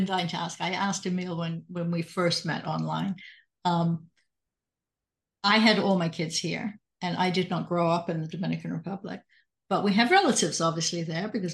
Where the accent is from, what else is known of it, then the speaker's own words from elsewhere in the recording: England, United Kingdom; also born or lived in Canada; now in United States; I'm English and I came to the States